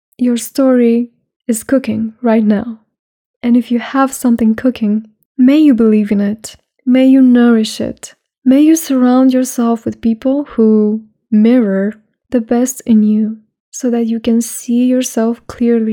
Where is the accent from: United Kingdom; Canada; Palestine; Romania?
Romania; I spend more days outside Romania, my home country, than in Romania